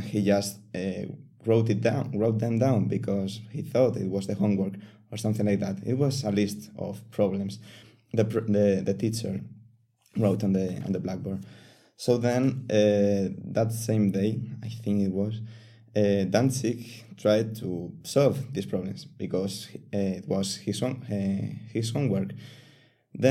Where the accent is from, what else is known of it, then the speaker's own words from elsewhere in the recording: Castilla-La Mancha, Spain; also born or lived in Seville; I am actually from another city, which is in La Mancha